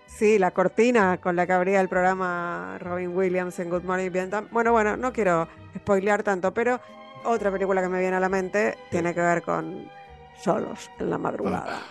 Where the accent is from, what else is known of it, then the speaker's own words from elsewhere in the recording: Argentina; yo así como argentino